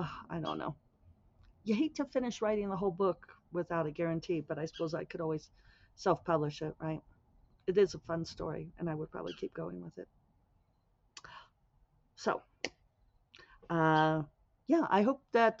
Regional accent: the Western US, United States; Growing up in the Western US, my conversational pacing is slower

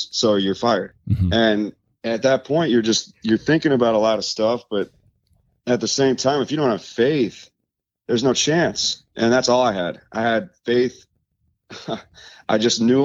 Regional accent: Tampa, Florida, United States; also born or lived in New York; born in New York and moved to Florida when I was two. Oh. So I grew up in, you know, that Clearwater, Tampa area

